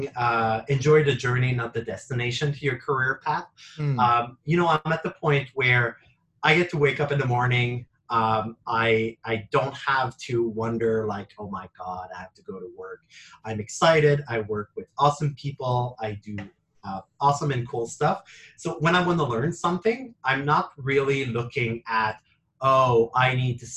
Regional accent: Quebec, Canada; I'm originally from Quebec

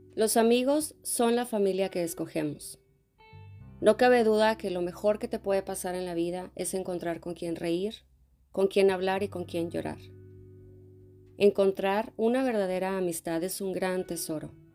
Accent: Monterrey, Nuevo León, Mexico; moved away as an adult; desde Monterrey desde mi tierra

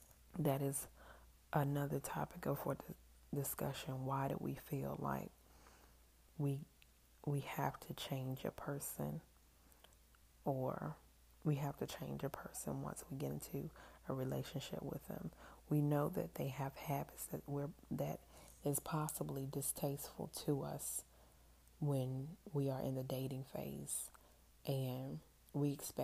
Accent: New Zealand; I am Kiwi.

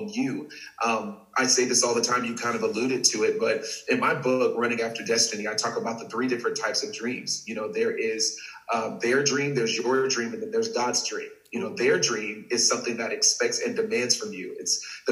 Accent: Texas, United States; I'm born and raised in Texas.

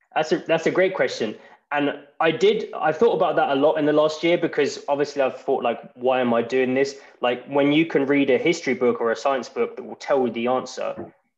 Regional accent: England, United Kingdom; moved away as an adult; now in Iceland; I'm from England originally, but I've lived in Iceland for over three years now

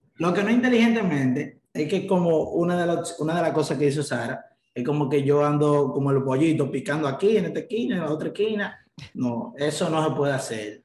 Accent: Dominican Republic; 24 años de edad también, pero soy dominicano

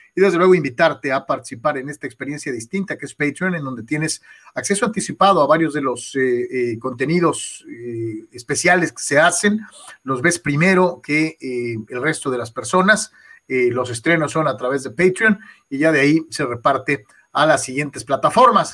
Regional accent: Mexico; somos mexicanos, así somos

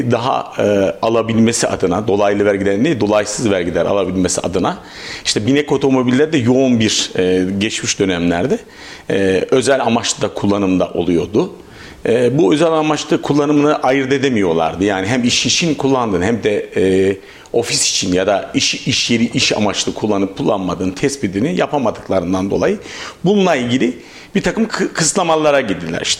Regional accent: Avanos, Nevşehir, Turkey; born there; now in Kayseri, Turkey; 1969 ee, Nevşehir Avanos doğumluyum.

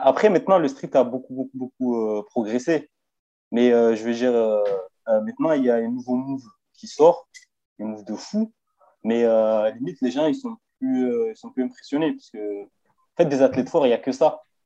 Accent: Marseille, Provence-Alpes-Côte d'Azur, France; now in Vesoul, France; je viens de Marseille. En ce moment, je suis sur Vesoul, mais euh, je viens de Marseille

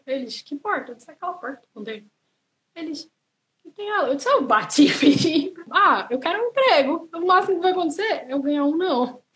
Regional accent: Santa Catarina, Brazil; moved away as an adult; now in Ireland; eu sou de Santa Catarina, é, sou de uma cidadezinha pequena.

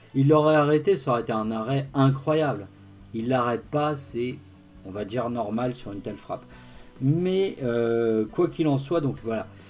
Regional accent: Haute-Savoie, Auvergne-Rhône-Alpes, France; je suis du, je suis de la Haute-Savoie

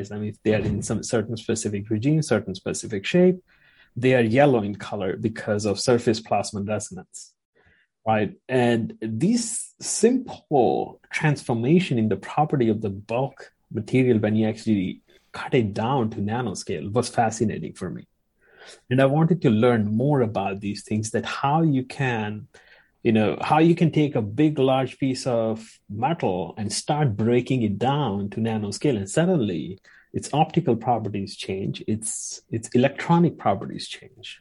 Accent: India; moved away as an adult; now in United States; I would come back and become professor in India somewhere

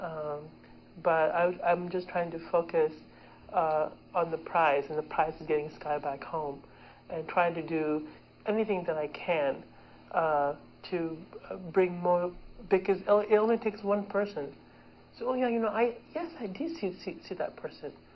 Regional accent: Pakistan; moved away; I am from Pakistan

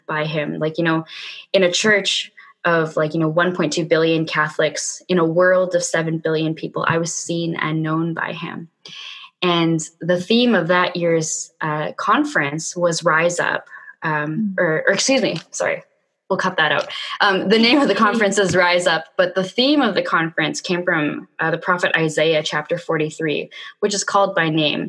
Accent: Vancouver, British Columbia, Canada; my hometown

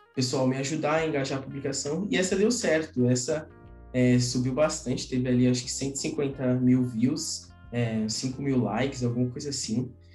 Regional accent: São Paulo, Brazil; sou de São Paulo

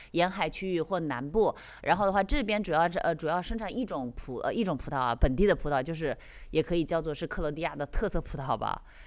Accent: China; moved away; 我们中国人或者是，或者是我们两个对这个酒的了解不是很深

